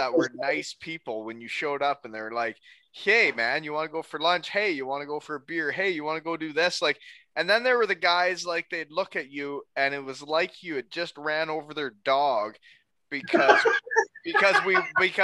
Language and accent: English; Canada; moved away as an adult; also born or lived in Germany / Wales; I'm Canadian